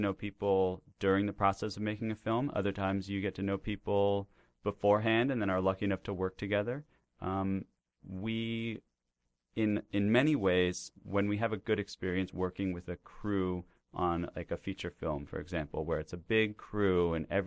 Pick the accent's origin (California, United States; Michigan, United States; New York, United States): New York, United States; Woodstock; moved away as an adult; now in New York City, United States; Growing up in Woodstock in general and just with my family